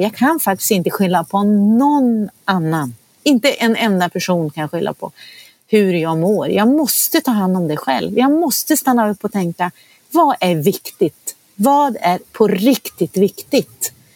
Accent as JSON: {"language": "Swedish", "region": "Norrland", "country": "Sweden", "tie": "born or raised there", "moved": "yes", "said": "Jag är ju uppvuxen i Norrland."}